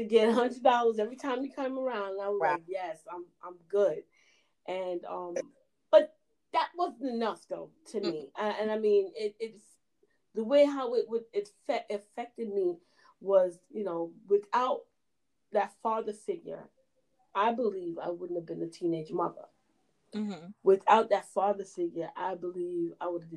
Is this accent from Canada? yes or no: no; Jamaica; we're Jamaican